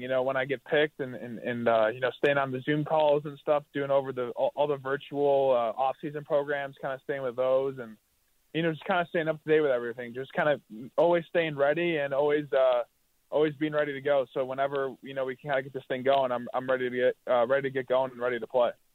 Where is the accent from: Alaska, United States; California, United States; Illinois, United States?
Illinois, United States; Chicago; growing up in Chicago, uh, grew up a Bears fan